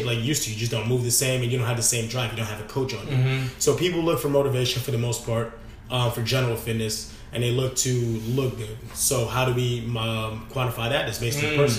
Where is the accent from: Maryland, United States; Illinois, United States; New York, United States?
New York, United States; New York City; moved away as an adult; also born or lived in Midwest; born and raised in New York City, but however, I just returned after 5 years of being in the Midwest.